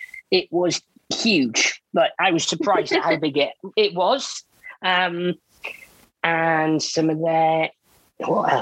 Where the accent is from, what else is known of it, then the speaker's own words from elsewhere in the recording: Wales, United Kingdom; now in Bournemouth, United Kingdom; I am born and bred in Wales and I'm now based down in Bournemouth